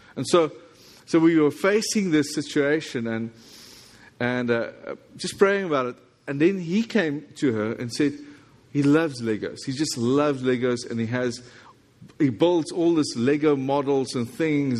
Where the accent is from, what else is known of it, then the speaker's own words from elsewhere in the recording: South Africa; accent: South African English; this is South African English